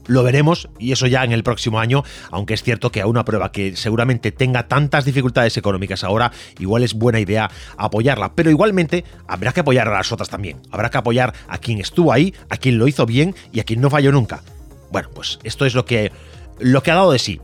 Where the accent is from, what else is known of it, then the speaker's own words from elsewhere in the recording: Galicia, Spain; Yo, como gallego